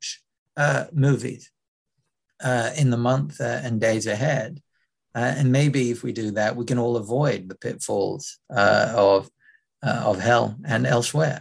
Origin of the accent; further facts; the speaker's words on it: London, United Kingdom; as a growing up in London